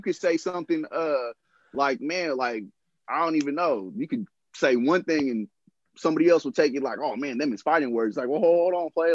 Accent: San Francisco, California, United States; I'm born and raised in San Francisco

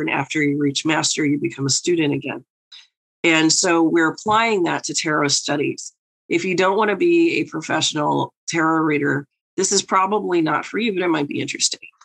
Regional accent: New York, United States; the New Yorker

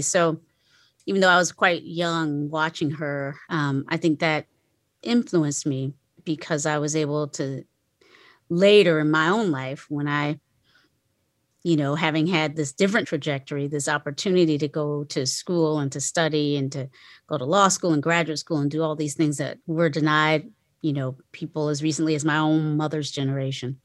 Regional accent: Kinston, North Carolina, United States; I was born in, um, a, a town called Kinston, North Carolina

